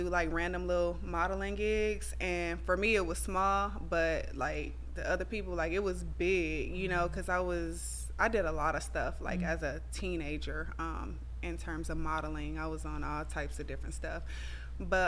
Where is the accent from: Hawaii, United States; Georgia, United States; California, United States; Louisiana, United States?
California, United States; Compton; now in Atlanta, United States; I really do have, like, a lot of PTSD from, like, growing up in Compton.